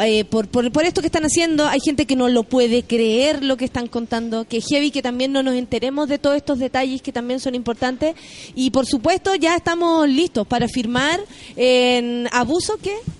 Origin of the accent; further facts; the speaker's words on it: Chile; soy muy chilena